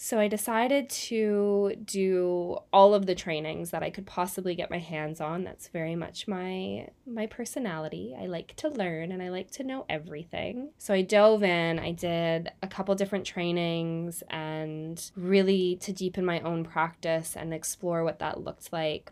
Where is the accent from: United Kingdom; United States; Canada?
Canada; now in New Zealand; I'm originally from Canada. I'm living in New Zealand now